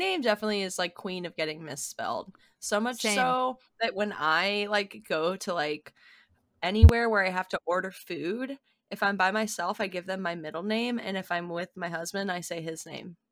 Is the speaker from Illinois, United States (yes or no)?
no; Tempe, Arizona, United States; I was born in Tempe.